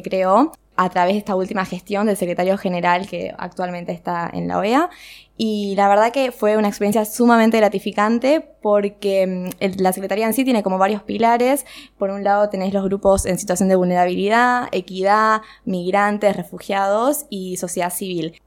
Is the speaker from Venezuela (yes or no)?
no; Argentina; éramos cuatro argentinas